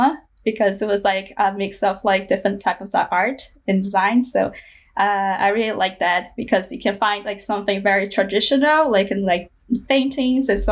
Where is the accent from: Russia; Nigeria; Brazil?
Brazil; Mato Grosso; moved away; I grew up like in Mato Grosso, which is pretty far from these communities. So my hometown was in the central west of Brazil